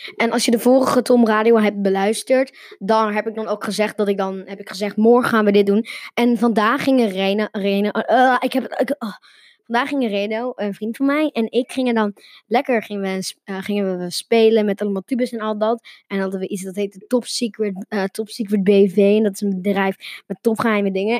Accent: Netherlands; Nederland waar ik vandaan kom

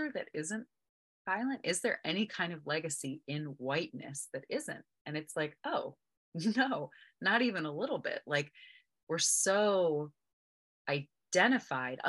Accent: United States; I'm American. I was born and raised here

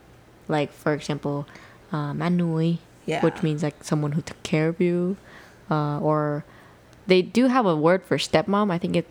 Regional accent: United States; as an American, I know that sounds so, like, I'm American.

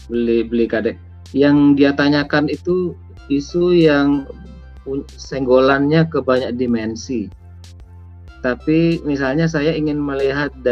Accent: East Java, Indonesia; petani garam di kampung saya di Madura itu seringkali jerit-jerit karena garam impor lebih murah daripada garam yang mereka produksi.

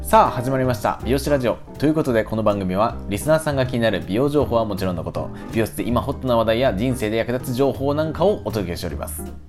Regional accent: Ichinomiya, Aichi, Japan; moved away; 僕の出身は愛知県なんですけども実家の場所が県内の一宮というところがありまして

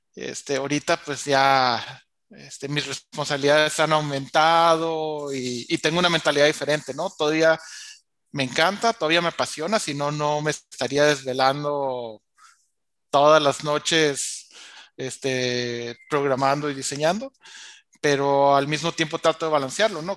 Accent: La Paz, Baja California Sur, Mexico; also born or lived in Mexico City; me regresé a, a mi pueblo, que aquí tienen su casa en La Paz, Baja California

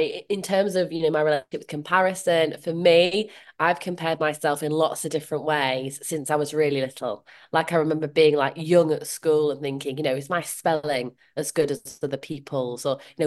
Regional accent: Leeds, Yorkshire and the Humber, United Kingdom; Well, I'm from Leeds and my generation Irish, hence the … name. I grew up in different places, but kind of settled in Leeds in like my teens, and that is kind of where I see as home.

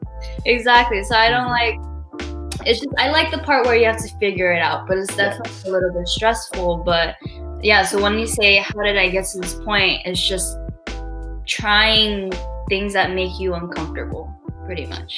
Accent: Brazil; also born or lived in Los Angeles, United States; now in New York, United States; I was born and raised in Brazil but I have lived in LA and I also well I live in New York now.

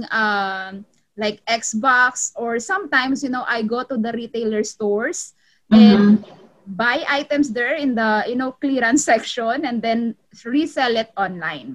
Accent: Philippines; moved away as an adult; also born or lived in Cavite, Philippines; now in Los Angeles, United States; I'm from the Philippines, I'm Filipina, and 2012, I am a midwife in the Philippines

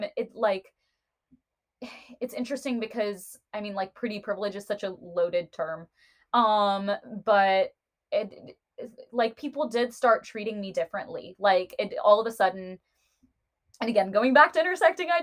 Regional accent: United States; I am an Indian American woman

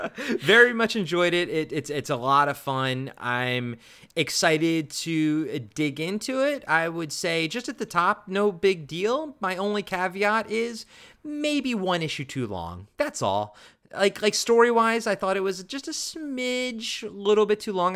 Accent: Maryland, United States; growing up in Maryland

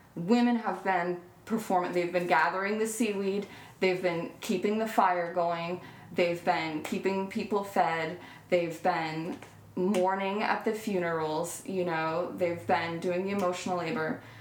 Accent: Vermont, United States; I was raised in Vermont

